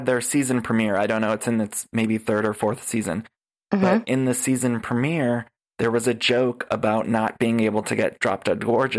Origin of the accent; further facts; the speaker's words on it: Ohio, United States; I'm from Ohio.